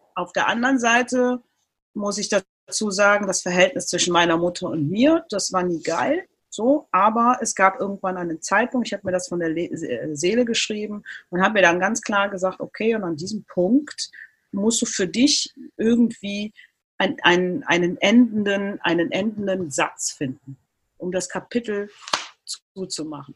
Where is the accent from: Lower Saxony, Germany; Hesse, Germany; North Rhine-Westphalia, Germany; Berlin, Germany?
North Rhine-Westphalia, Germany; Cologne; in Köln geboren, aufgewachsen, zur Schule gegangen